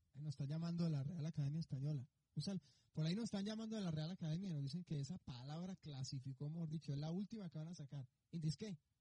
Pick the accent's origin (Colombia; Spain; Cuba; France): Colombia; now in Mexico; yo soy colombiano